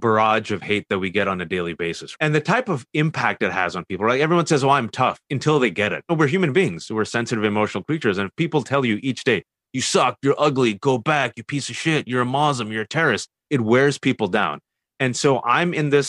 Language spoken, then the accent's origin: English; Fremont, California, United States; I was born and raised in the Bay Area, California, Fremontistan to be exact